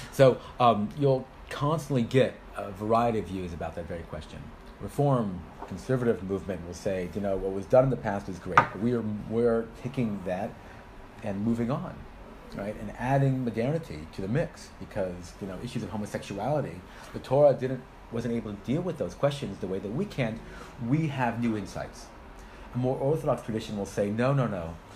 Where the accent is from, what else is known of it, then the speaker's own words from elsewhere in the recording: United States; moved away as an adult; also born or lived in Israel; now in United Kingdom; I'm originally from America